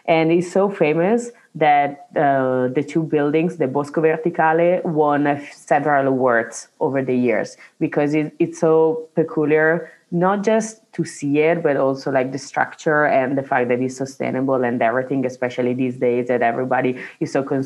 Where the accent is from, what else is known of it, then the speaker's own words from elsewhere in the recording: Italy; now in Milan, Italy; my hometown, where I grew up, we have in our church like a finger